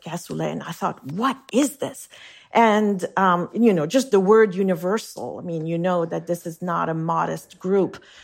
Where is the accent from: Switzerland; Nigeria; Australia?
Switzerland; Geneva; first language French; English is a second language; moved away as an adult; now in New York, United States; the house I grew up in on Lake Geneva